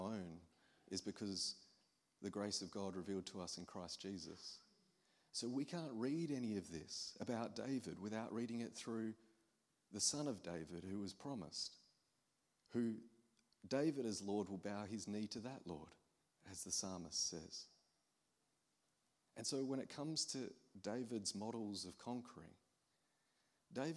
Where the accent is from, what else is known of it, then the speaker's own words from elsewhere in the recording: Australia; I'm an Aussie from the other side of the world